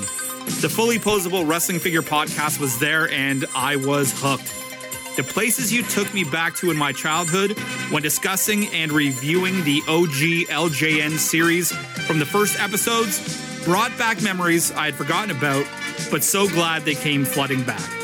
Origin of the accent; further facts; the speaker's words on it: Canada; I'm from Canada